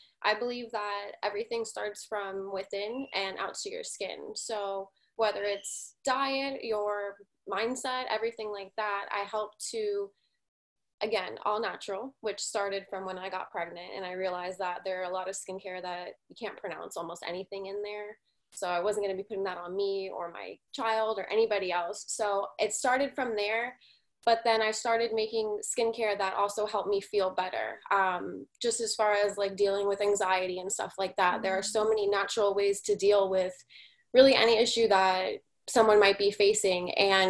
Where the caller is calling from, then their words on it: Florida, United States; I'm calling from South Florida